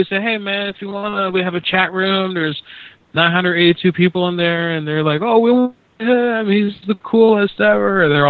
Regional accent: Orlando, Florida, United States; now in Pennsylvania, United States; I moved up to Pennsylvania and it's dead. I was born in Orlando.

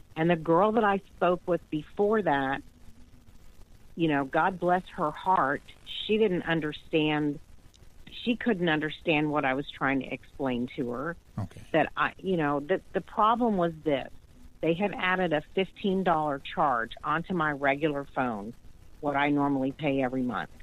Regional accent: the South, United States; I'm from the South, and we mm-hmm. speak really slow

